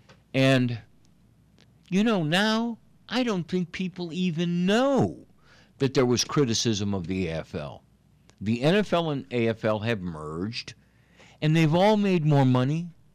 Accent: Chicago, Illinois, United States; now in New Orleans, United States; I remember growing up in Chicago, I was a Bears fan and loved Chicago Bears.

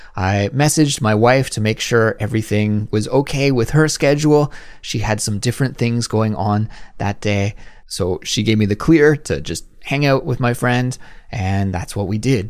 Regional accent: Kelowna, British Columbia, Canada; moved away as an adult; also born or lived in Langley, Canada; now in Seoul, South Korea; when we were growing up in Kelowna

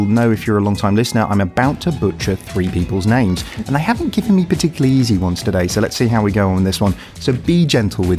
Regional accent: Yorkshire and the Humber, United Kingdom; As a Yorkshireman

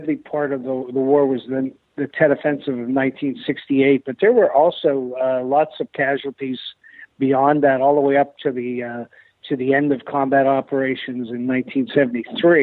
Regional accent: Pittsburgh, Pennsylvania, United States; moved away as an adult; now in Vietnam; I grew up in Pittsburgh

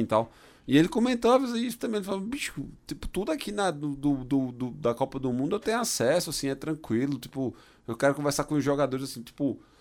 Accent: Brazil; sou do Brasil

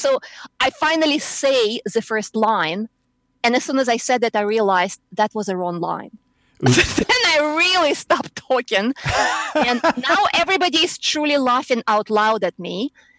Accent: Moscow, Russia; English is a second language; also born or lived in New York; now in Houston, United States; I was in Moscow, yeah.

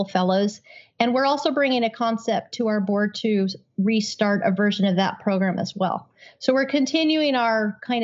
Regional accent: Utah, United States; I grew up in Utah

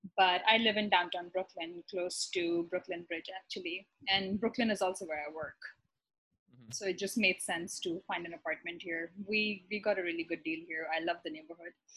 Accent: Karachi, Sindh, Pakistan; moved away as an adult; also born or lived in Iran; now in New York, United States; I'm originally from Pakistan. I'm from um, the biggest city, actually, Karachi.

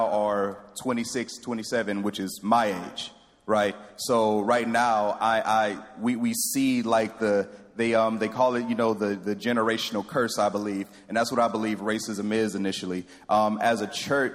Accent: Houston, Texas, United States; I grew up in Third Ward.

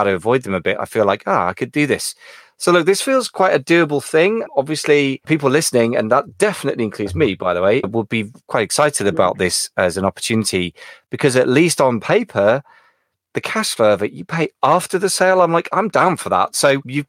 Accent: United Kingdom; I'm British

